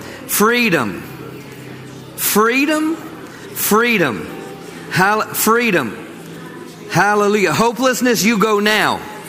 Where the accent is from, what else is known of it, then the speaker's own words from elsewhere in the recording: Maryland, United States; now in Crowley, United States; I came from Maryland to the big town of Crowley, I should say.